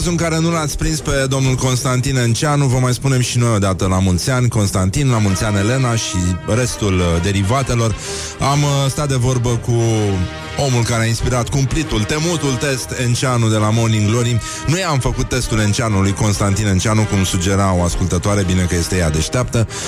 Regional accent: Zalău, Sălaj County, Romania; sunt din Zalău, sunt din Zalău

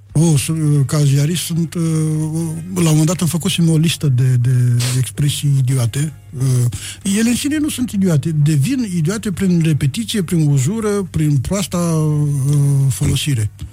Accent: Botoșani County, Romania; eram un leat din Botoșani veniți

